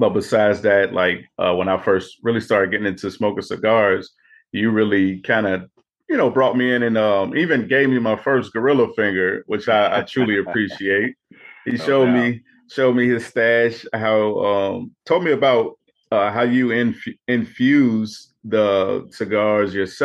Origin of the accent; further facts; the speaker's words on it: Chicago, Illinois, United States; also born or lived in San Diego / Alabama / Virginia; I was born in San Diego, raised in Chicago, spent time in Alabama and Virginia